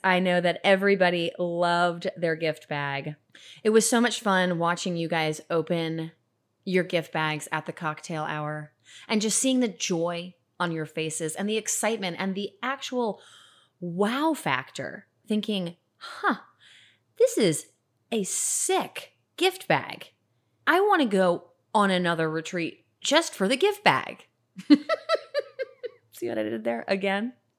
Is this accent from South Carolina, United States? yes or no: no; Atlanta, Georgia, United States; I grew up in Atlanta